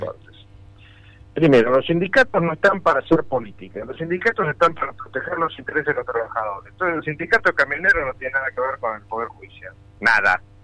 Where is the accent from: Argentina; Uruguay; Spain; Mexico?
Argentina